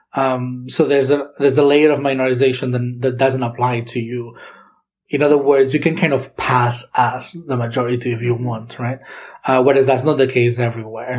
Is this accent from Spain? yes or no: yes; Girona, Catalonia, Spain; first language Catalan; English is a second language; moved away as an adult; now in Santa Barbara, United States; I come from Girona in Catalonia